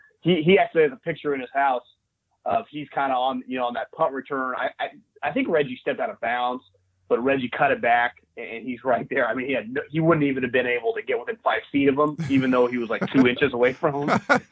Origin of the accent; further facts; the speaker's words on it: Davis, California, United States; I grew up in Davis